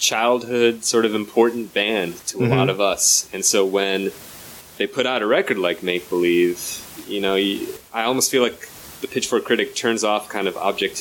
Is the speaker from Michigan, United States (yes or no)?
yes; Detroit, Michigan, United States; I'm from Detroit suburbs